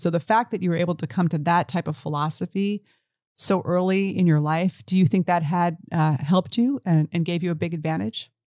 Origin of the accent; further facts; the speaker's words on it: New York City, New York, United States; I grew up in the East Village